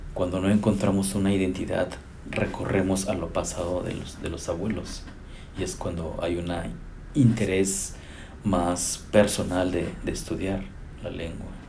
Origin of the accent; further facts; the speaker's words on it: Chicontepec, Veracruz, Mexico; also born or lived in Zacatecas, Mexico; now in Austin, United States; Soy originario de Chicotepec, Veracruz, nacido ahí